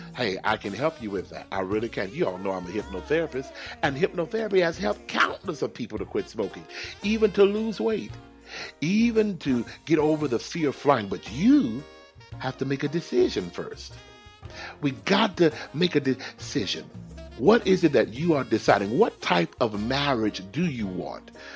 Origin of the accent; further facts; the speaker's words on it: Texas, United States; I'm from Texas